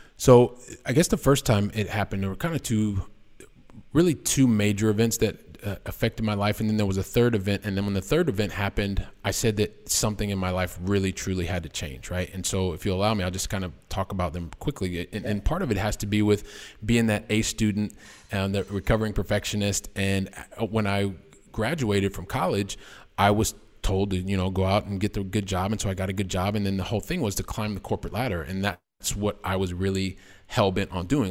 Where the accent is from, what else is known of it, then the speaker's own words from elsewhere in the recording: Columbus, Ohio, United States; moved away as an adult; also born or lived in Oxford, Ohio; now in Barcelona, Spain; I am a guy from the Midwest, from uh, the wonderful state of Ohio, so from Columbus, Ohio